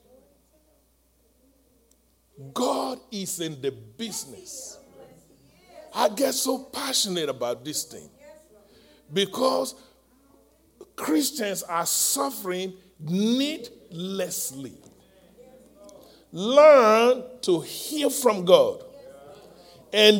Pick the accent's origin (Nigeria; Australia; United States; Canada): Nigeria; moved away as an adult; I'm from Nigeria, West Africa